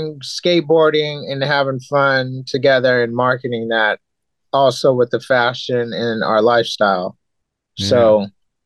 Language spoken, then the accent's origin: English; Japan; moved away; in Japan, when I was growing up there